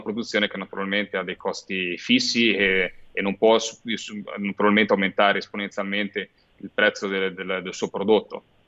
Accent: Liguria, Italy; da Ligure

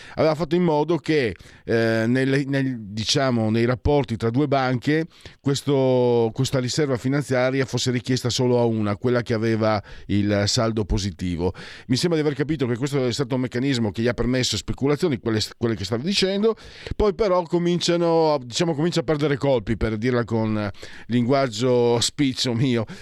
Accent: Friuli-Venezia Giulia, Italy; vengo dal Friuli e noi siamo sempre stati praticamente ignorati, nessuno sa dove siamo

